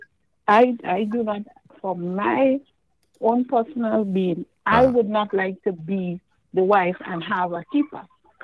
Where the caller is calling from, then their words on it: New York, United States; I'm calling from Brooklyn.